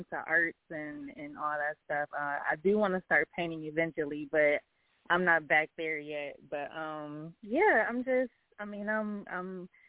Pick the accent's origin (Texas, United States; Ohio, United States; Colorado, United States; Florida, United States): Ohio, United States; I'm from Ohio.